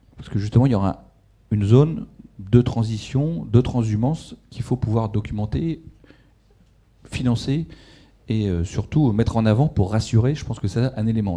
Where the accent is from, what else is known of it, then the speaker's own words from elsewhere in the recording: Ch'ti, Hauts-de-France, France; moved away; moi je suis ch'ti à l'origine